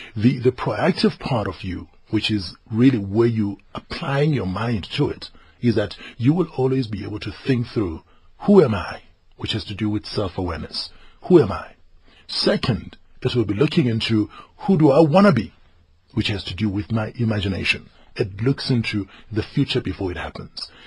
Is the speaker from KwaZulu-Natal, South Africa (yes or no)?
yes; northern KwaZulu-Natal, South Africa; I grew up in the village. I am from Mklabia Lingana, northern KwaZulu-Natal.